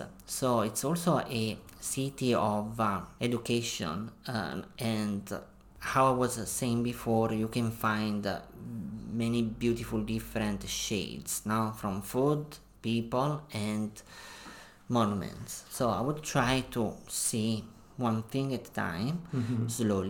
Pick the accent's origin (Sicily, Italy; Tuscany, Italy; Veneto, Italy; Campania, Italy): Campania, Italy; Naples; English is a second language; Yes, I have spent a lot of summers in Ischia, and I can remember, for example, in this beautiful island, that there is a beautiful hill that is very famous.